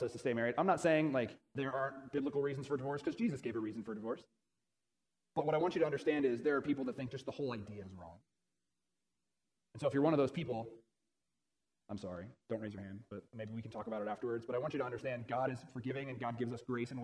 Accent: Florida, United States; I'm from Florida

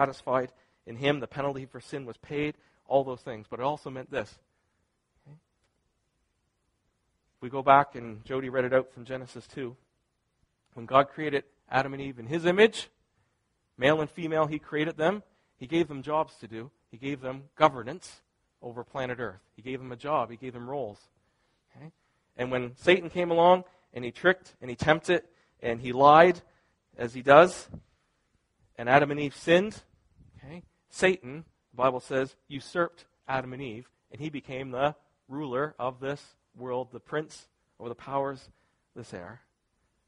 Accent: Canada; I'm Canadian

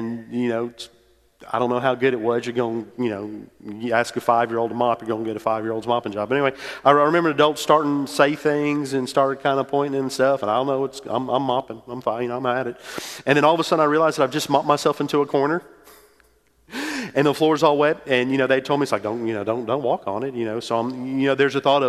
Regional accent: New Orleans, Louisiana, United States; moved away as an adult; also born or lived in Metairie, Louisiana / Mississippi State; I grew up in New Orleans, went to school at Mississippi State

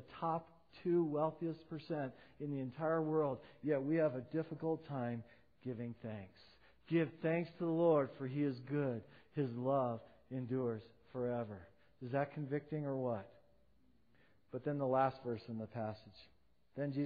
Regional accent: United States; being an American

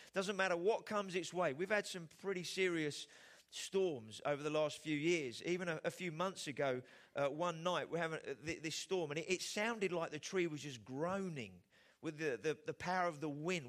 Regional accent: England, United Kingdom; as the Brits, uh, as English people

